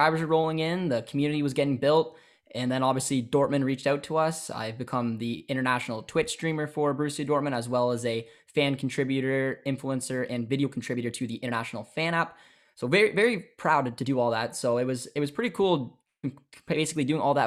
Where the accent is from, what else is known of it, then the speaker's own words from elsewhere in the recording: Ontario, Canada; growing up in Canada